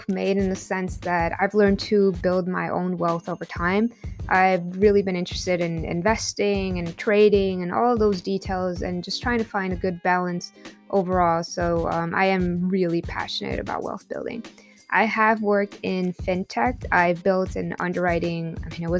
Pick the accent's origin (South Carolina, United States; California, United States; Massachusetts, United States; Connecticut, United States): California, United States; Compton; also born or lived in Lynwood, California / Tijuana, Mexico; I grew up in Compton, California, Linwood, California